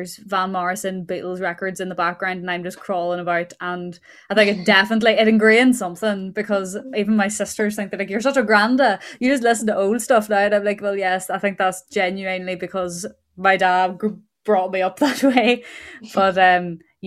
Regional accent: Tyrone, Northern Ireland, United Kingdom; moved away as an adult; now in Derry, United Kingdom; I'm originally from Tyrone but living in Derry at the moment.

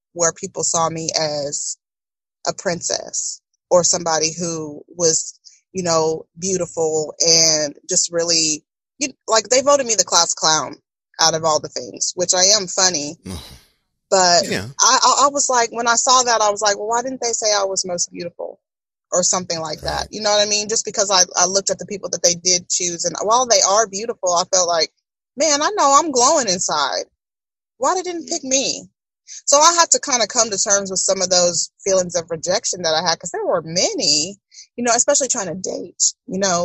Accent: Tomball, Texas, United States; I came from Tomball, and it was what grew me.

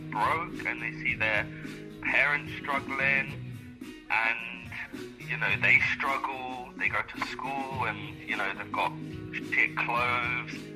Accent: London, United Kingdom; I am from London. I am from East London. I grew up around gang mentality.

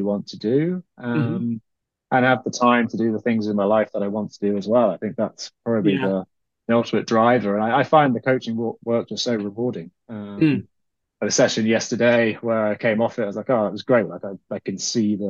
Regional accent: United Kingdom; also born or lived in Ireland; being British

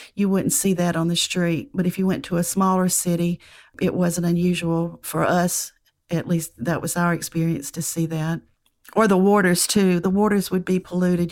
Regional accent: United States; accent: southern (near Atlanta); Atlanta, which, uh, from my accent, you can tell is not very far from me.

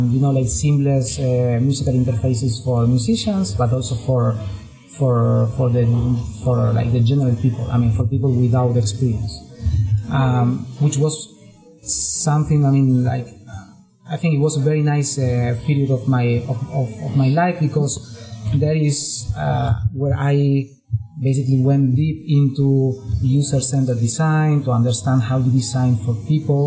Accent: Córdoba, Argentina; moved away; I was born in Argentina

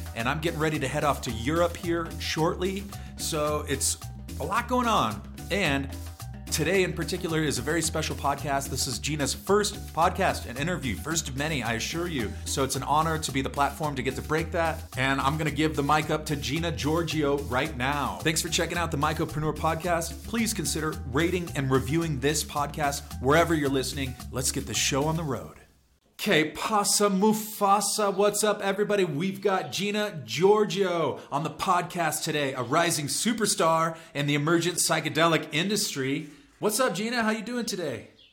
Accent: San Diego and San Francisco, California, United States; I grew up in San Diego and in San Francisco

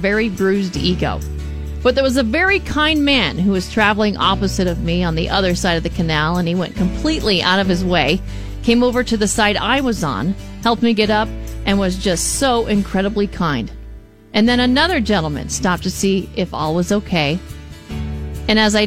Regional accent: Arizona, United States; I'm from Arizona

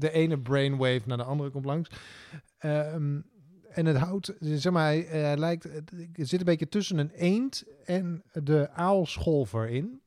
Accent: Drenthe, Netherlands

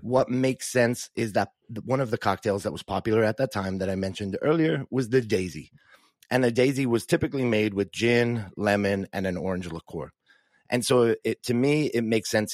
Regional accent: Dublin, Leinster, Ireland; moved away as an adult; also born or lived in New Zealand; now in Dallas, United States; I grew up in Dublin, Ireland

